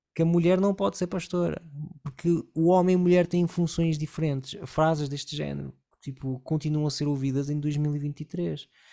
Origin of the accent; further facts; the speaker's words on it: Porto, Norte, Portugal; moved away as an adult; eu fui criado numa cidade do Porto, onde havia quase zero imigração